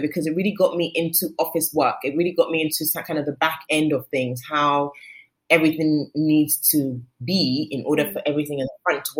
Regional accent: London, United Kingdom; now in Lagos, Nigeria; I was born in London. I lived in London till I was 5. I moved to Lagos till I was 12. I moved back to London till I was 27. And then I moved back to Lagos to live.

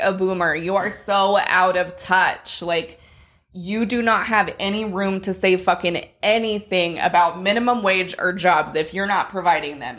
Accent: Colorado, United States; moved away; we, we grew up in Colorado and when we lived there, the temple was pretty far still.

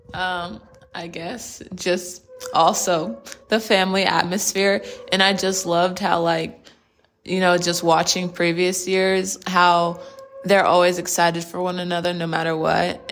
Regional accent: Plano, Texas, United States; I'm from Plano, Texas, which is based out of the Dallas area

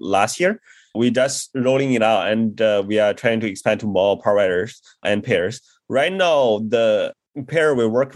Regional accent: China; moved away as an adult; also born or lived in Beijing / Chennai, India; I grew up in China and did my undergrad in Beijing, studying engineering

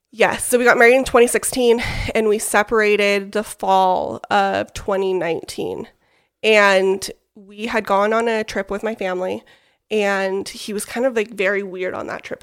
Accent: West Jordan, Utah, United States; I am from West Jordan, Utah, so not too far from here. Born and raised, graduated from West Jordan High School

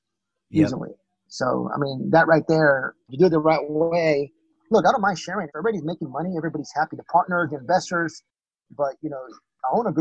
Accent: Texas, United States; moved away; I'm from Texas originally

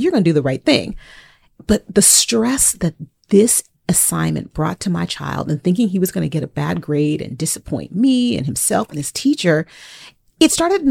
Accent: California, United States; now in Texas, United States; I'm not from Texas. I'm from California

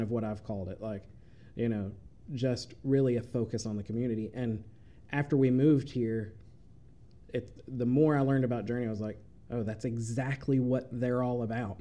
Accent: Chattanooga, Tennessee, United States; moved away as an adult; now in Murray, United States; I grew up in Chattanooga

